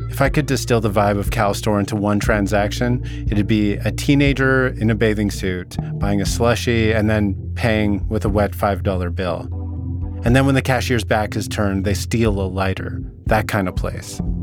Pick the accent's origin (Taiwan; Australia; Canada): Canada; Vernon, British Columbia; You need to know about my hometown. Vernon's located in the Okanagan, a region in the interior of British Columbia